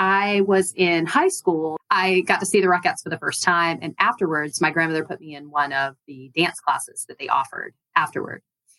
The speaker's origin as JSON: {"language": "English", "town": "Albany", "region": "Georgia", "country": "United States", "tie": "born or raised there", "moved": "yes", "said": "I grew up in Georgia. I grew up in a small town called Albany. It's about 3 hours south of Atlanta and tucked in the southwest corner of the state."}